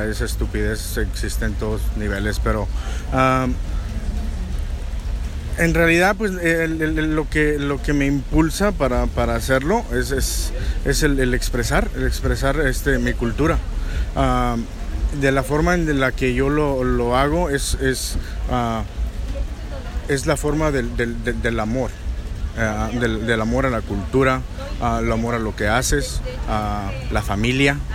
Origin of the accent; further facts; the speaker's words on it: Michoacán, Mexico; que soy de Michoacán, para nosotros la comida es cultura